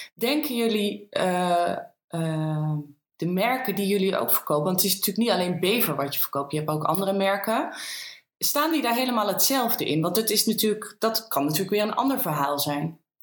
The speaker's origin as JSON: {"language": "Dutch", "region": "Green Heart", "country": "Netherlands", "tie": "born or raised there", "said": "beide zijn we opgegroeid in het Groene Hart, wonen daar ook allebei nog steeds."}